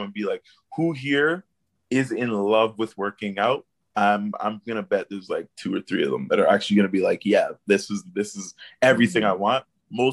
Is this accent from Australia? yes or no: no; Canada; my upbringing as a poor person of color, I think, growing up in Canada